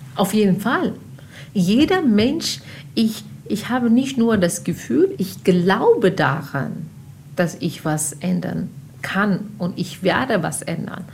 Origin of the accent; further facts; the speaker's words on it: Pakistan; German is a second language; moved away as an adult; also born or lived in Afghanistan (ancestry); now in Germany; ich habe nie in Afghanistan gelebt, sondern in Pakistan aufgewachsen und da gelebt und studiert